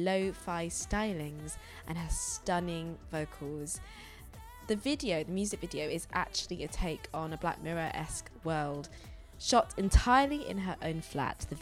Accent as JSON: {"language": "English", "town": "Leicester", "region": "East Midlands", "country": "United Kingdom", "said": "I'm from Leicester, and I have a lot of family in Manchester"}